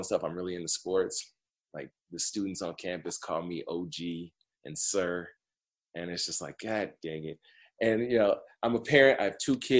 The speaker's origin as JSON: {"language": "English", "town": "Detroit", "region": "Michigan", "country": "United States", "moved": "yes", "said": "I'm from the Metro Detroit area"}